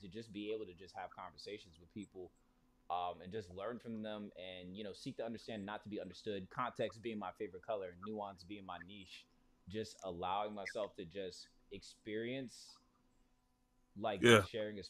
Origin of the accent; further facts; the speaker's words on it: Wichita, Kansas, United States; moved away; I grew up in Kansas, right? I'm from Wichita, Kansas.